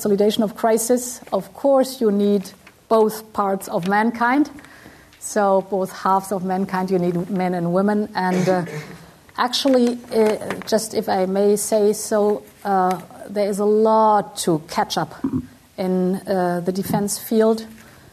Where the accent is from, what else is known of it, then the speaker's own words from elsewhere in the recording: Brussels, Brussels-Capital Region, Belgium; I was born in Brussels. My father was German